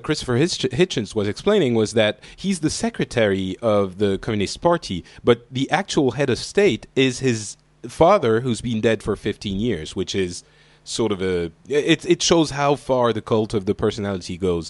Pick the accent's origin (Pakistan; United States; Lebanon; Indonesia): Lebanon; born there; And we're sort of all from the Middle East, because for those who don't know, I was born in Lebanon.